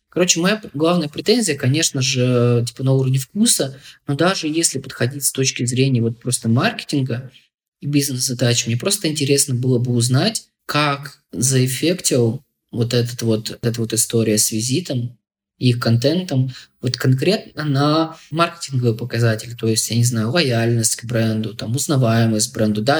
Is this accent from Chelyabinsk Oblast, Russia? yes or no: yes; Chelyabinsk, Chelyabinsk Oblast, Russia; я не хочу по-снобски относиться к регионам, я сам из Челябинска.